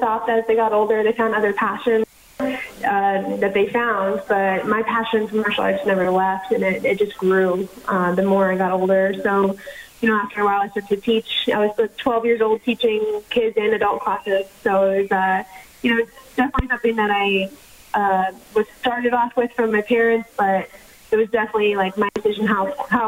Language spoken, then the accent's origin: English; Southwest Florida, United States; also born or lived in Montreal, Canada / Orlando, Florida; I was born in Montreal. My family moved when I was young to Florida, so I was mostly raised in Florida, Southwest Florida, and I train right now out of Orlando